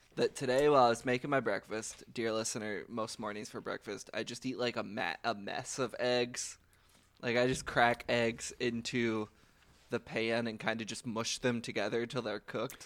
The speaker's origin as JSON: {"language": "English", "town": "Louisville", "region": "Kentucky", "country": "United States", "said": "I'm from Kentucky"}